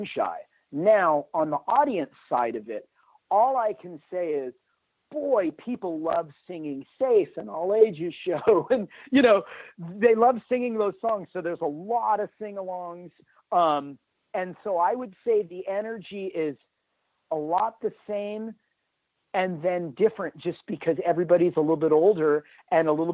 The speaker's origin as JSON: {"language": "English", "town": "Hermosa Beach", "region": "California", "country": "United States", "tie": "born or raised there", "said": "I grew up in Hermosa Beach, California, home of the mighty …"}